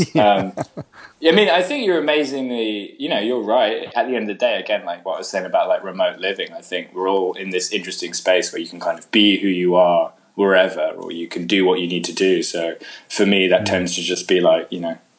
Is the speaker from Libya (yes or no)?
no; London, United Kingdom; moved away as an adult; also born or lived in Austin; now in New Orleans, United States; Growing up in London